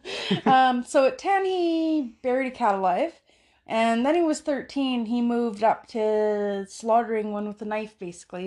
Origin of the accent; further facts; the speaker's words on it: Canada; in Canada